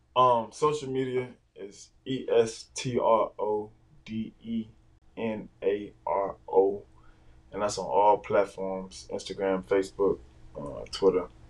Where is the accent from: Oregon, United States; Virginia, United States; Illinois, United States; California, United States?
Virginia, United States; Newport News; I'm from Newport News